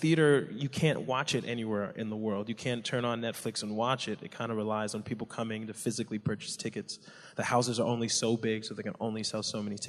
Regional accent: New Jersey, United States; I grew up in New Jersey. My family's Nigerian. I was the first one born here

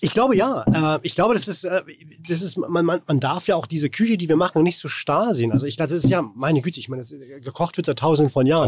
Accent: Rostock, Mecklenburg-Vorpommern, Germany; now in Hamburg, Germany; Aus Warnemünde. An der Ostsee.

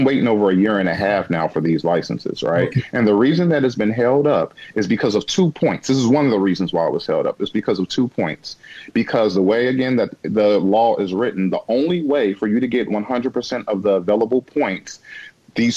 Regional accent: Illinois, United States; I've only lived in Illinois my entire life

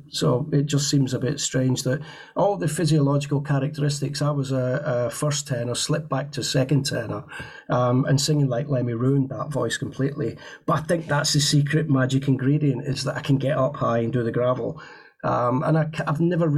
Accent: United Kingdom; being British

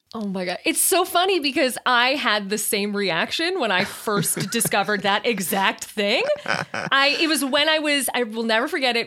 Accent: Chicago, Illinois, United States; I'm from Chicago

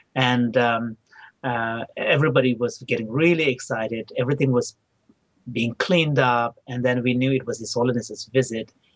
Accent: India; English is a second language; also born or lived in Tibet / Dharamsala / South India; I was barely a year when my parents left, so I don't have any childhood memory of Tibet. But I do have memory of uh, my early childhood in northern India.

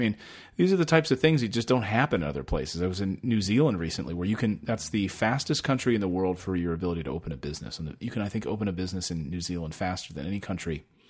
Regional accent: Reading, Pennsylvania, United States; also born or lived in Philadelphia; I was born in Philly, and then family moved out to Reading, and pretty blue collar.

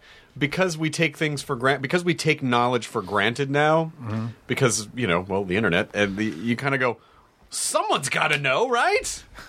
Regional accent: Tennessee, United States; also born or lived in Kentucky; I was born in Kentucky, and I grew up in Tennessee, but my family moved a lot.

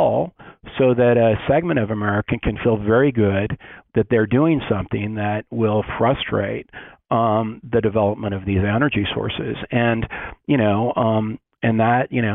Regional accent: Western Colorado, United States; I grew up in Western Colorado

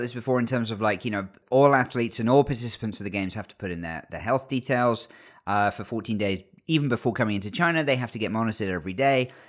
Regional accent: England, United Kingdom; born or raised there

